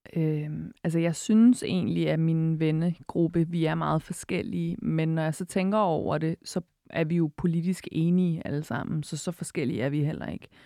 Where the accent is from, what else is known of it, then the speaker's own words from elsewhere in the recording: Albertslund, Capital Region of Denmark, Denmark; jeg er vokset op i Alberslund, som jo er Vestegnen